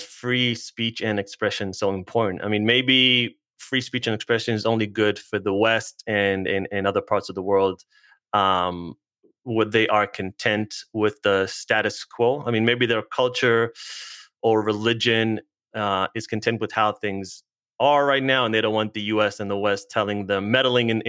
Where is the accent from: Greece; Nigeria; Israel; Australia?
Israel; now in United States; I'm originally from Israel.